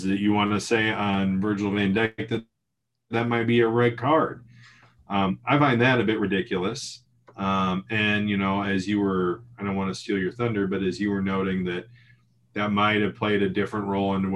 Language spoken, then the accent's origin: English; United States; as an American, I grew up watching American football